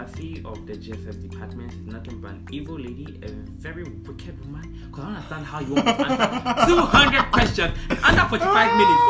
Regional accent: Ghana; now in Nigeria; I grew up in Ghana, but I've been guys, back here for like 3 years.

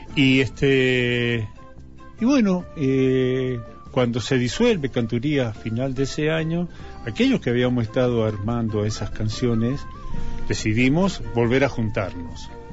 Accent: Mendoza, Argentina; Nací en Mendoza, este, mis padres eran porteños, ambos, Berta y Juan Alberto vinieron en el año 42 aquí a Mendoza

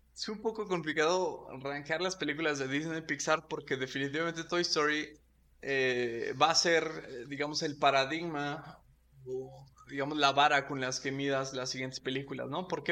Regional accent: Michoacán, Mexico; crecimos en Michoacán

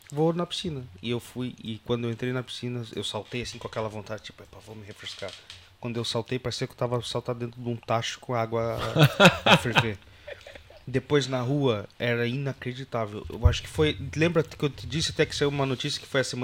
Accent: Curitiba, Paraná, Brazil; born or raised there; now in Portugal

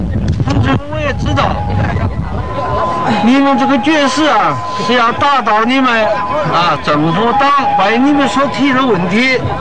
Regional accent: Taiwan; 按这个，我给同学们讲几句话。我们来自台湾了啊。

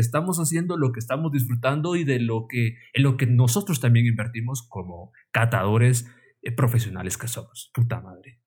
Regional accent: Guatemala; como buen guatemalteco

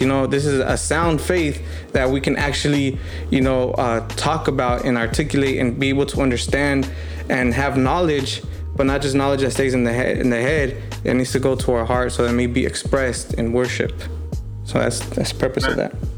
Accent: United States; we're Mexican American, we're Chicanos

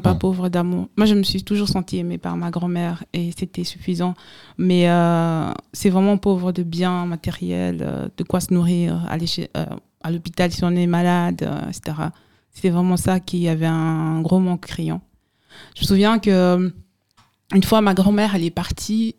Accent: Bazou, West, Cameroon; moved away; also born or lived in Yaoundé, Cameroon; j'ai grandi à Bazou, donc au village, à l'ouest du Cameroun, et j'ai vécu deux ans à Yaoundé, la capitale du Cameroun

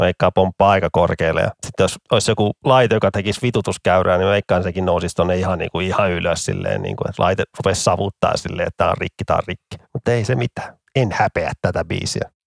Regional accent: Vantaa, Uusimaa, Finland; Mä oon ylpeä vantaalainen

